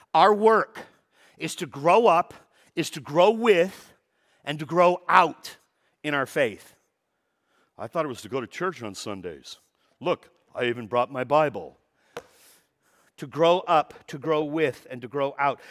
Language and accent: English; Los Angeles, California, United States; I was born in Van Nuys Hospital down in the valley, no longer exists, but, uh, I was born and raised in the valley